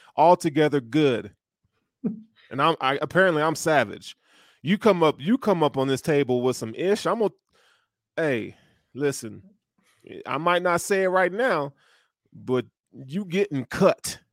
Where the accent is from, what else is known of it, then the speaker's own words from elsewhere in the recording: the South, United States; I'm from the South